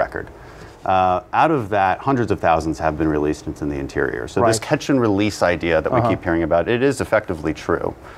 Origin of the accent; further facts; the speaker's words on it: Houston, Texas, United States; also born or lived in Bogota; I'm from Houston. It's the most diverse city in America